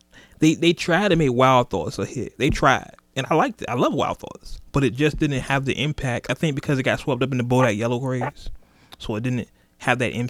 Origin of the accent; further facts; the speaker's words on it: Oakland, California, United States; moved away; I am originally from Oakland, California